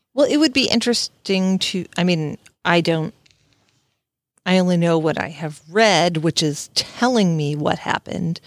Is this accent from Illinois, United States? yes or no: yes; Southern Illinois, United States; moved away as an adult; also born or lived in the South (US); I'm from Southern Illinois